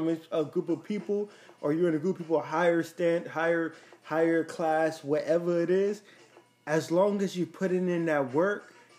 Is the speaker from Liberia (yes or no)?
yes; Liberia; now in Dallas, United States; I came from Liberia. I came to Texas, Dallas, Texas. Shout out to all my people in Texas.